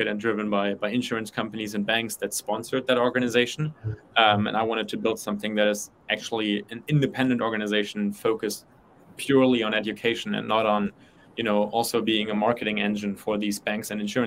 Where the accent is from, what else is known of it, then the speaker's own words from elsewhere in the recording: Germany; moved away as an adult; also born or lived in United States; I'm from Germany. I didn't have financial education in my high school